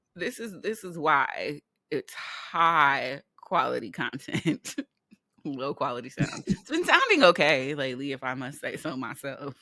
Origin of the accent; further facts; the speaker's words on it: California, United States; moved away; also born or lived in New York; we are from California, a place where the people are not kind, but they are nice